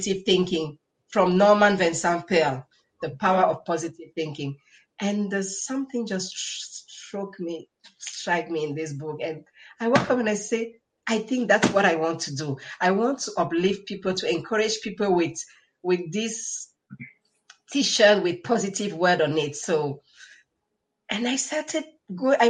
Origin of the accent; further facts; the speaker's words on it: Cameroon; English is a second language; moved away as an adult; now in Switzerland; I love my life here in Cameroon because I'm originally from Cameroon.